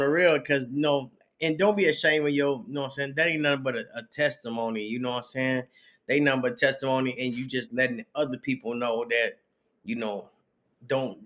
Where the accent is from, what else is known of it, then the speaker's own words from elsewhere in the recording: Chicago, Illinois, United States; when I grew up in Chicago in the projects